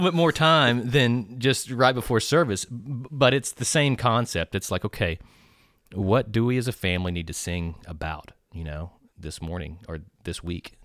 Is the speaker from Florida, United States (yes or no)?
no; Nacogdoches, Texas, United States; I am from Nacogdoches, so, uh, my roots run very deep in this, uh, community